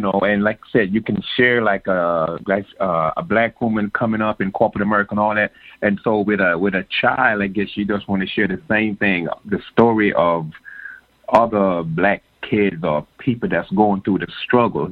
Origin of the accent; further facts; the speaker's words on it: Jamaica; I was born in Jamaica